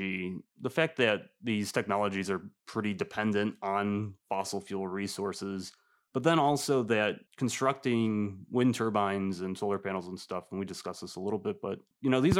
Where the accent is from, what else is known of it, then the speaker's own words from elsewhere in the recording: Michigan, United States; I'm from Michigan